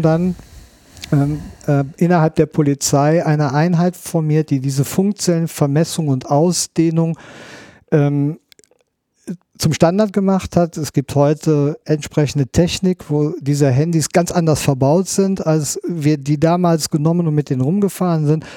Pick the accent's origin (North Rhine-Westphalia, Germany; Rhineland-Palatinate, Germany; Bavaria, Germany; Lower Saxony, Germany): North Rhine-Westphalia, Germany; Bonn; ich bin Bonner